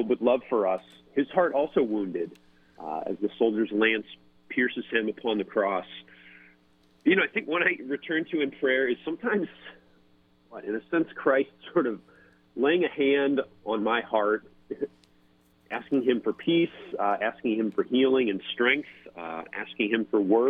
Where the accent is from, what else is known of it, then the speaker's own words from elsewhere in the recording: outside St. Louis, Missouri, United States; I am from Sacred Heart Parish outside St. Louis, Missouri.